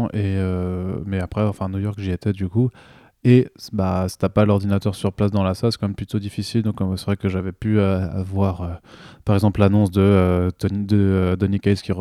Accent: France; en tant que Français

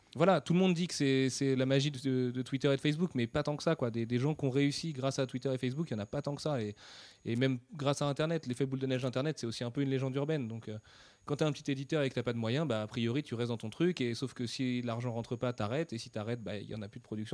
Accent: France; on est français

